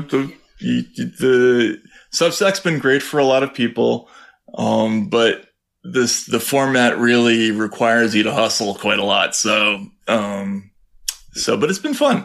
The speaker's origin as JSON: {"language": "English", "country": "United States", "also_born_or_lived": "Russia", "moved": "as an adult", "said": "relieved I was to come from the United States"}